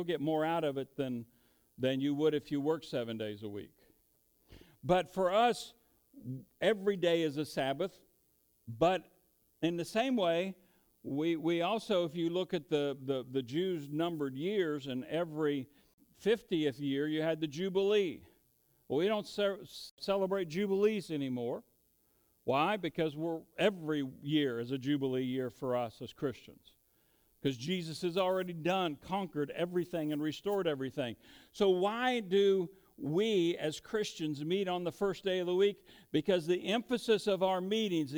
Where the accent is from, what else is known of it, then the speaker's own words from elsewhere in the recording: United States; we're good Americans.